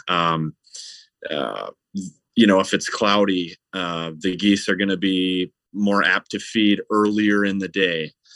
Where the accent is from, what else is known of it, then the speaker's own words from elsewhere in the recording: Stillwater, Minnesota, United States; I grew up in Stillwater, Minnesota, which is right on the Minnesota side of the St. Croix River